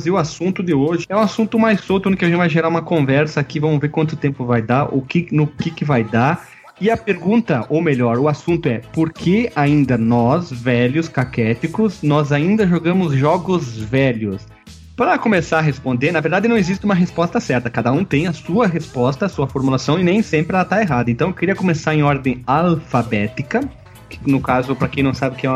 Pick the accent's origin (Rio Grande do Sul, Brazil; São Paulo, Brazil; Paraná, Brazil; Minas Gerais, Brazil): Rio Grande do Sul, Brazil; Bento Gonçalves; Qual o teu nome, qual cidade tu fala, estado. Eu falei … Bento Gonçalves, Rio Grande do Sul.